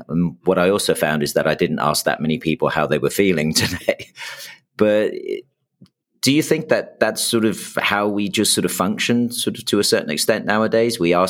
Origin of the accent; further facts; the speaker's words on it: United States; I know growing up in the States, I certainly know when I travel between the two.